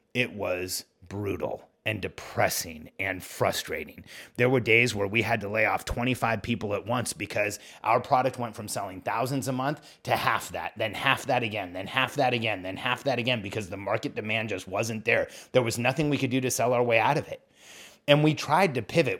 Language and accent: English; California, United States; moved away as an adult; also born or lived in Mexico / Orlando; raised in California.